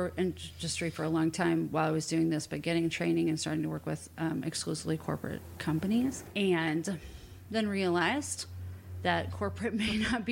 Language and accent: English; Indianapolis, Indiana, United States; I grew up in Indianapolis, big Catholic family, and went to Indiana University